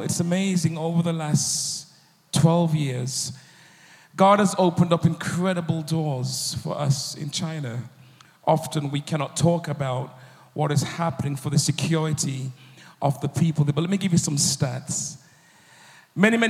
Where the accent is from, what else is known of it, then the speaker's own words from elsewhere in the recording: United Kingdom; I'm a producer from the United Kingdom.